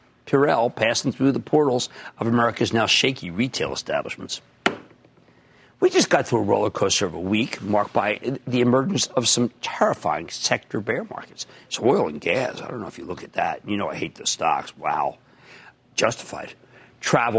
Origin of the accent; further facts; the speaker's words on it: Philadelphia, Pennsylvania, United States; I'm from Philadelphia, which I am